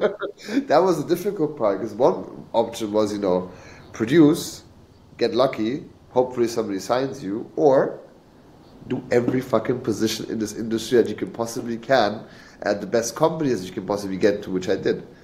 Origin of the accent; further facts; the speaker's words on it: England, United Kingdom; moved away; I grew up in England, so for 10 years I was living in the UK.